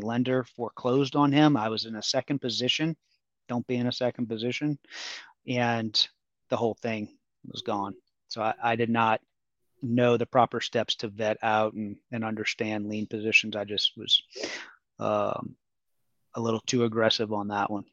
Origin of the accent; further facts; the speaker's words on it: New Orleans, Louisiana, United States; moved away as an adult; I'm from New Orleans.